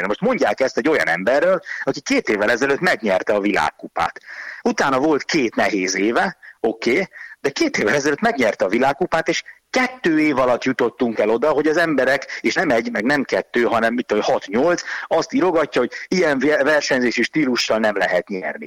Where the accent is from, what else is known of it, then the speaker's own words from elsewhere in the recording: Hungary; first language Hungarian; én meg magyar vagyok